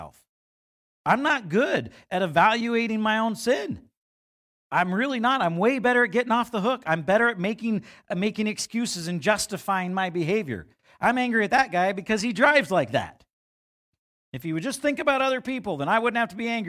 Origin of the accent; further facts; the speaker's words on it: United States; us as American Christians